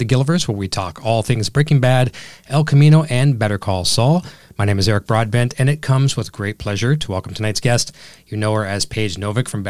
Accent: Canada; growing up in Canada

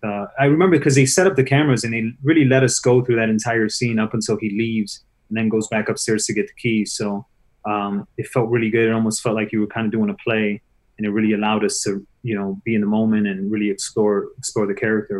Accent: Chicago, Illinois, United States; I grew up in Chicago

